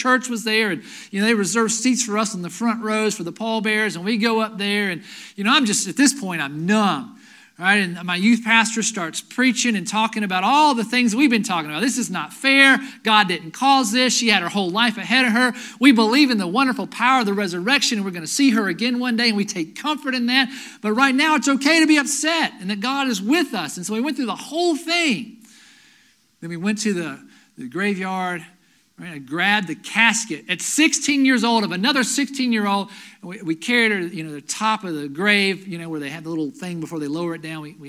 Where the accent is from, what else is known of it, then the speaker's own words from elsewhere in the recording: Asheville, North Carolina, United States; also born or lived in Lenoir, North Carolina; I grew up in Asheville. Moved to Lenoir between my freshman year of high school and my sophomore year of high school